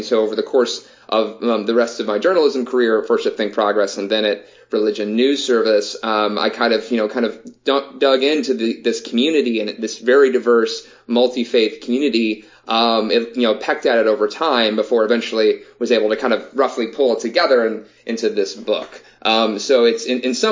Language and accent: English; the Southeast, United States; growing up in the Southeast, ever since I was born